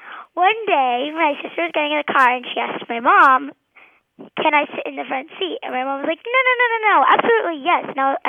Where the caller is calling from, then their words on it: Argyle, Texas, United States; I'm calling from Argyle, Texas.